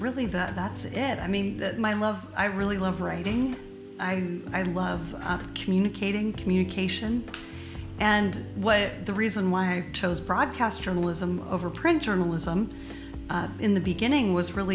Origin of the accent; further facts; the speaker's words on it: Kenai, Alaska, United States; now in Oakland, United States; I grew up in a tiny little town called Kenai, K-E-N-A-I, Kenai, Alaska.